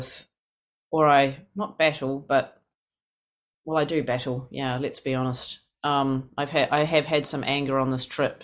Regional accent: New Zealand; moved away as an adult; now in United States; I come from New Zealand. It's this country of 5 million

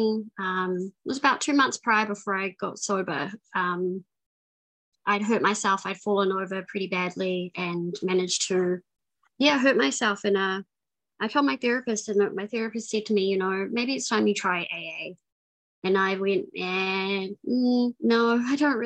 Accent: New Zealand; moved away; I'm from New Zealand. I grew up in New Zealand for most of my life.

